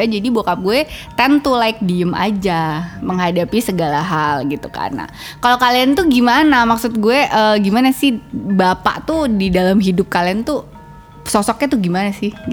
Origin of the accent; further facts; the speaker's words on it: Java, Indonesia; aku orang Jawa gitu kan